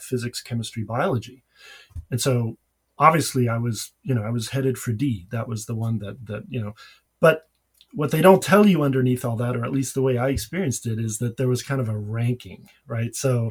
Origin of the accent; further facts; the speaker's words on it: Paris, Île-de-France, France; moved away as an adult; now in United States; I grew up in Paris